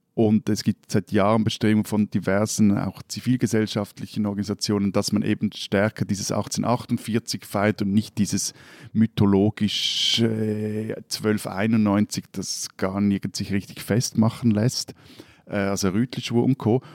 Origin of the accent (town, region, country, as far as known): Switzerland